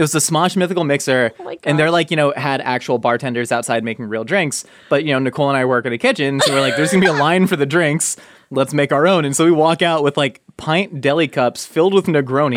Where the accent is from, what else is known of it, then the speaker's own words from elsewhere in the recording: Southern California, United States; now in Los Angeles, United States; growing up in Southern California, especially moving